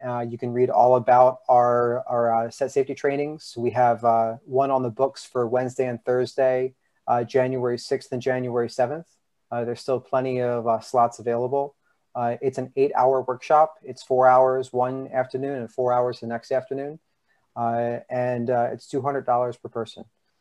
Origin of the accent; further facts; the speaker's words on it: Philadelphia suburbs, Pennsylvania, United States; now in New York, United States; I'm from the Philly suburbs